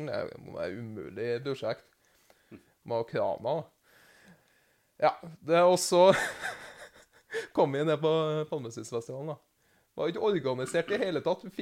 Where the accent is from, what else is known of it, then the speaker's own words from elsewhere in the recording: Namsos, Trøndelag, Norway; Jeg kommer fra Namsos med tog først. Jeg er namsosing.